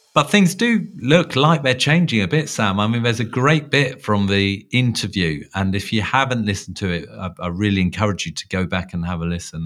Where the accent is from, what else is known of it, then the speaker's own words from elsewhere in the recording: London, United Kingdom; within London, um, at my hometown